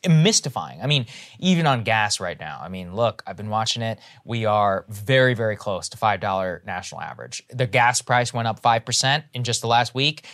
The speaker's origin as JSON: {"language": "English", "region": "Texas", "country": "United States", "tie": "born or raised there", "moved": "yes", "said": "back in my home state"}